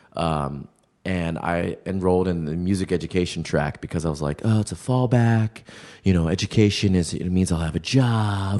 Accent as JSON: {"language": "English", "town": "Baltimore", "region": "Maryland", "country": "United States", "tie": "born or raised there", "moved": "as an adult", "lives_now": "New York, United States", "said": "growing up in Baltimore was interesting"}